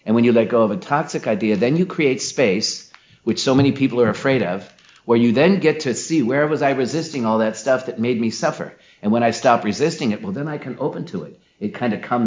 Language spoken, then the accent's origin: English; Omaha, Nebraska, United States; growing up in the Midwest, in Omaha, Nebraska